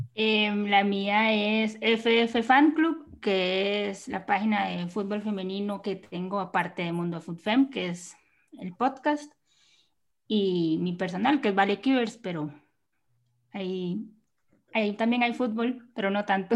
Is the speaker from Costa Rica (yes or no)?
yes; Limón, Costa Rica; Yo soy de Limón